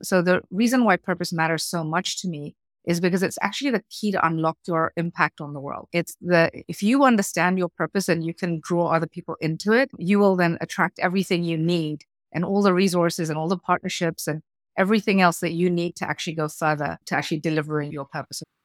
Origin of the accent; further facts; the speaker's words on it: Kenya; moved away as an adult; also born or lived in United Kingdom / South Africa / United States; I grew up in Kenya, third generation Indian immigrant into Kenya